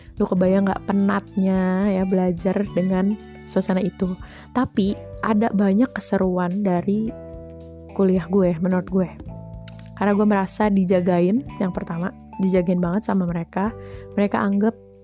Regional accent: Bogor, West Java, Indonesia; also born or lived in Jakarta; gua lahir di Jakarta, besarnya di Bogor, dan punya keturunan dari ibu dan ayah yang orang Jawa

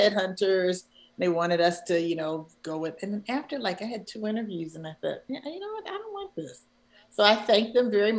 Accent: Philadelphia, Pennsylvania, United States; moved away as an adult; also born or lived in Chicago, United States; it's my hometown.

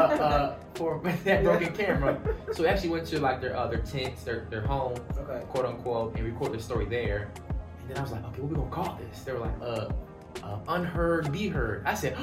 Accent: Virginia Beach, Virginia, United States; moved away as an adult; also born or lived in Pennsylvania; now in Tulsa, United States; we grew up on the East Coast, Virginia Beach area, East Coast

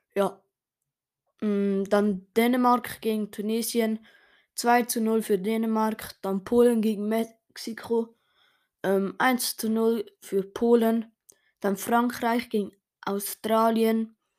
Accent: Switzerland; Ich als Schweizer

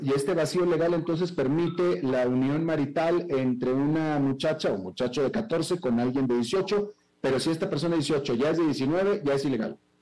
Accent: Mexico; also born or lived in United States; now in Central America; yo soy un mexicano que vivió más de dos décadas en Estados Unidos y que ahora vive en Centroamérica

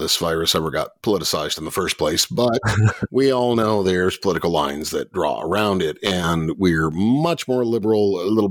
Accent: Northern Illinois, United States; I'm from Northern Illinois anyway, and grew up about an hour away from the Quad Cities.

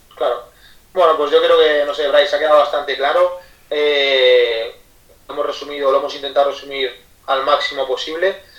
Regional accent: Ademuz, Valencian Community, Spain; moved away as an adult; now in Barcelona, Spain; soy de un pueblecito de, Valencia que se llama Ademuz

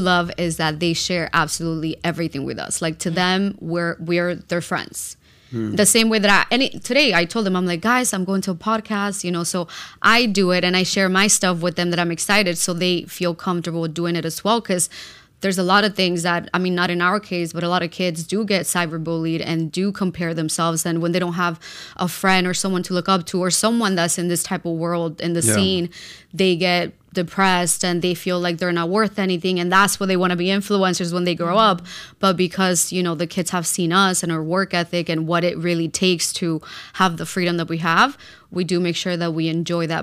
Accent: Peru; moved away; I come from a lot of abuse growing up in Peru.

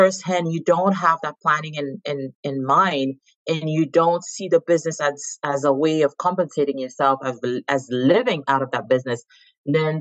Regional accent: Haiti; moved away as an adult; now in Montreal, Canada; born and raised in Haiti. I've been in Canada for the last 18 years. Based currently in Montreal

